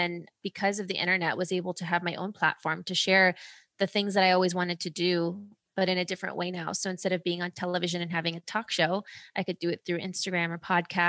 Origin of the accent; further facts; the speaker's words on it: Ohio, United States; also born or lived in Germany / California; I was born in Germany. Then we moved to California. Then we moved to Ohio and my parents got divorced. And so I was living in Ohio with my dad